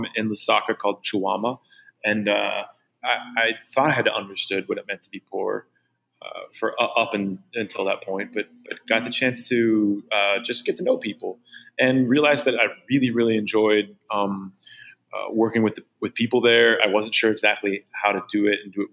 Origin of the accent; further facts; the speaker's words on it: Pittsburgh, Pennsylvania, United States; I'm from Pittsburgh, Pennsylvania